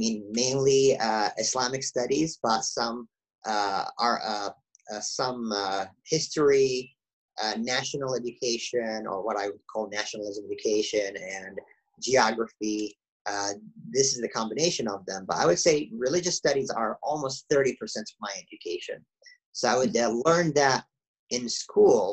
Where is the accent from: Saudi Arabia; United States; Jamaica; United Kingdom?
Saudi Arabia; moved away; as I grew up in Saudi Arabia, I went through the public education system there